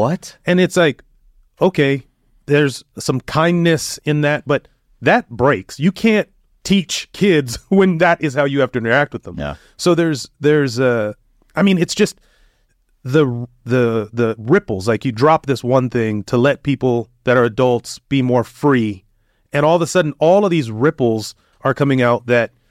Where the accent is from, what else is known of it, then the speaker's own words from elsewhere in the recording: United States; an American, as a you know somebody from the United States